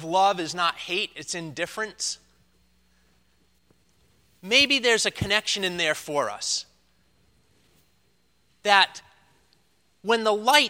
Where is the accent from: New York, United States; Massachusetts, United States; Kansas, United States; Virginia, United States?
Massachusetts, United States; Leominster; moved away; my hometown, the place I grew up